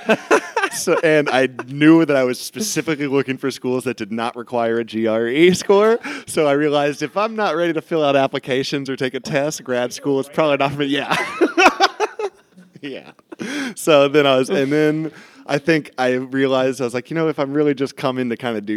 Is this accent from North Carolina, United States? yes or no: yes; Greenville, North Carolina, United States; moved away as an adult; also born or lived in Asheville, North Carolina; now in Chicago, United States; I grew up in Greenville, North Carolina, which is about an hour east of Raleigh.